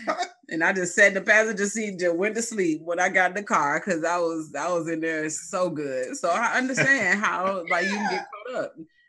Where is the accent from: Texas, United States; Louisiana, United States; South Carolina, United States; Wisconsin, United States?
Louisiana, United States; New Orleans; I'm from New Orleans.